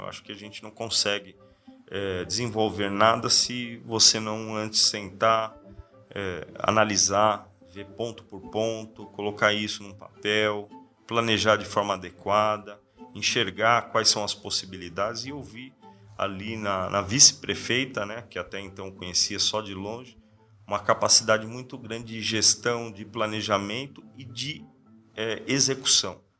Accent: Sorocaba, São Paulo, Brazil; nasci é, em São Paulo, na capital, e logo cedo, logo adolescente, vim para Sorocaba. Fui morador do Parque São Bento, uma, um bairro aqui da nossa cidade. Eu cresci ali no bairro

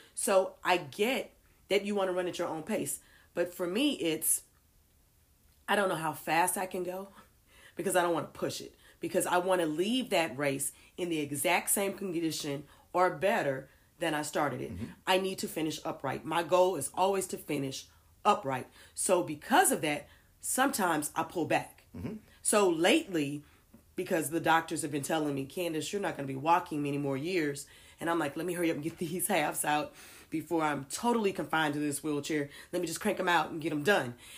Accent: Houston, Texas, United States; I'm from Houston

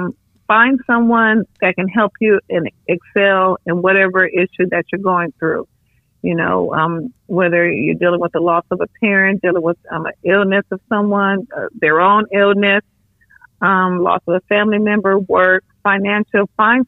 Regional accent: Los Angeles, California, United States; I was raised by my grandparents in South Central.

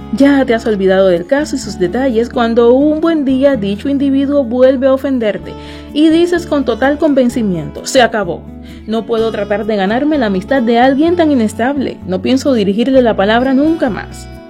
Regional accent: Cuba; Somos gente de Cuba

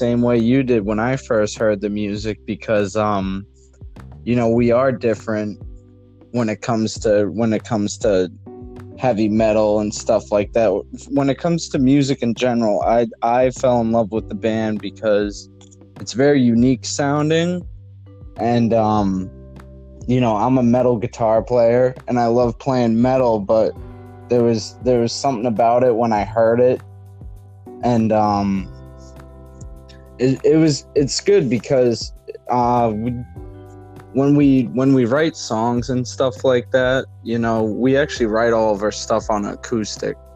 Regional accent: New England, United States; from …. I am one of the guitarists in the band, and we are from New England.

